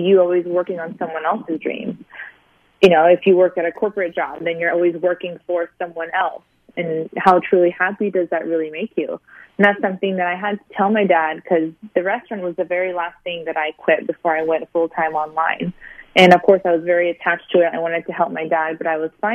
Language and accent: English; Sicily, Italy; also born or lived in Springfield, Missouri; now in California, United States; I was raised in Sicily, so I was raised near a beach.